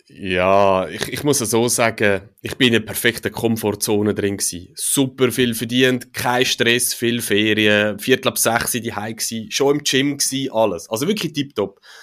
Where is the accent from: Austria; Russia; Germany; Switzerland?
Switzerland; als Schweizer oder in der Schweiz